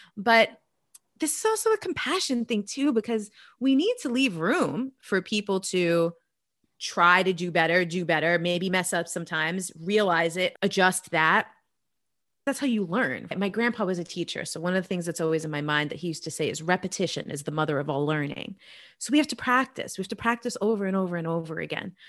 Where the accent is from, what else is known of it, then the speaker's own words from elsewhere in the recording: New York, United States; I'm originally from New York